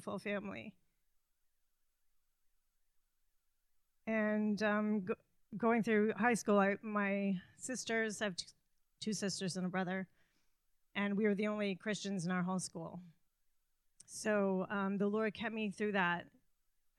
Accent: Canada; moved away; I'm Canadian and my family's in Canada.

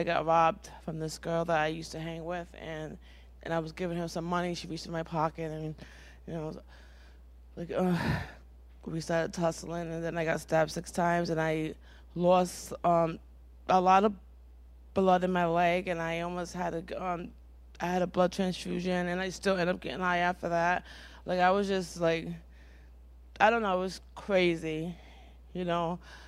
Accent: Providence, Rhode Island, United States; I come from Providence, Rhode Island. I was born addicted to heroin and cocaine

